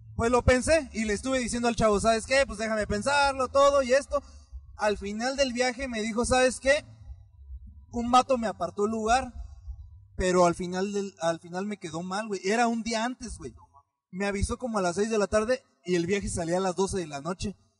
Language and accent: Spanish; Michoacán, Mexico; no soy de aquí, yo soy de Michoacán